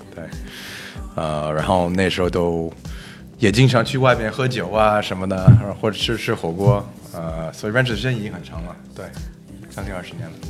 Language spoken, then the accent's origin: Chinese; Toronto, Ontario, Canada; Chinese is a second language; now in Beijing, China; 我是来自加拿大，呃，嗯。我在多伦多出生的